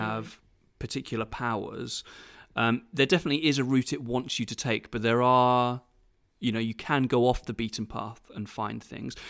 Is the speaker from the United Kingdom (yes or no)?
yes; United Kingdom; I'm British.